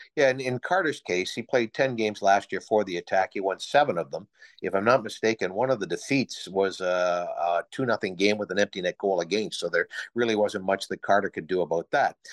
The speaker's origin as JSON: {"language": "English", "town": "Midland", "region": "Ontario", "country": "Canada", "tie": "born or raised there", "moved": "as an adult", "lives_now": "Owen Sound, Canada", "said": "my first job at my hometown station, C K M P"}